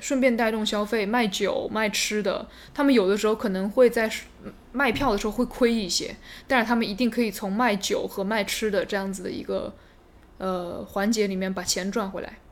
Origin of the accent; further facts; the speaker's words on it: Nanchang, Jiangxi, China; accent: southern accent mixed with northern; moved away as an adult; also born or lived in northern China; now in United States; 我是一个从小生长在南昌的这么一个南昌人，就是我有很重的南方口音，再加上我在北方上的大学，上的本科，那么我又有这个北方的口音，所以我说话呢就是一个南北结合